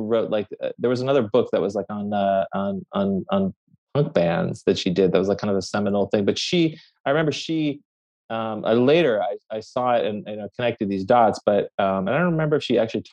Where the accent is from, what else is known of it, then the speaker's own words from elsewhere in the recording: Bay Area, California, United States; also born or lived in Tehran, Iran; I grew up mostly in the Bay Area